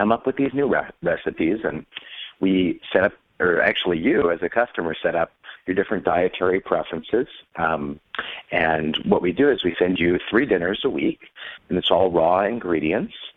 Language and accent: English; Washington, District of Columbia, United States; I grew up in Washington, D.C., and my dad lobbied on behalf of food transparency